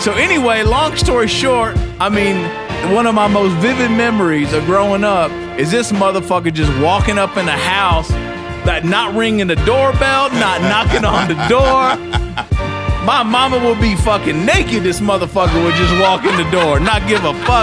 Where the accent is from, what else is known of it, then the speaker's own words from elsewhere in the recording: Kentucky, United States; I'm from Kentucky. I'm a country motherfucker